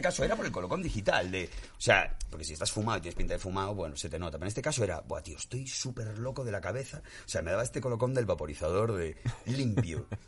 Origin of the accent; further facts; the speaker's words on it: Galicia, Spain; yo que vengo de Galicia